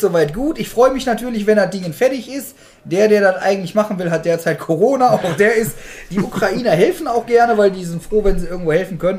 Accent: Germany; uns Deutschen

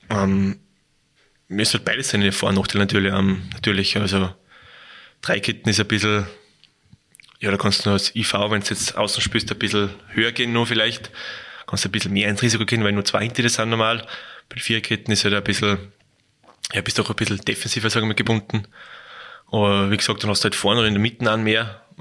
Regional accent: Salzburg, Austria; bin Salzburger, muss ich Salzburg sagen.

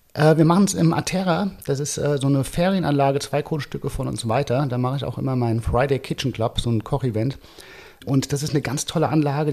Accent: Frankfurt, Hesse, Germany; moved away as an adult; now in Lisbon, Portugal; Frankfurt ist halt doch meine Heimatstadt.

